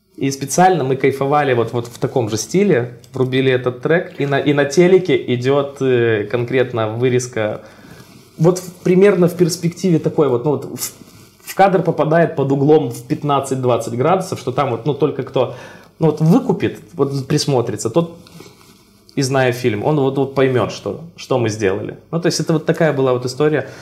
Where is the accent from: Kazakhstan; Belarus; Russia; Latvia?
Belarus; Brest, Brest Region; виды своего родного города и вот на базе прям Бреста